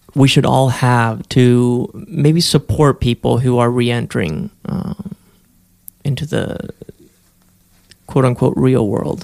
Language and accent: English; Spain; moved away; I grew up in Spain.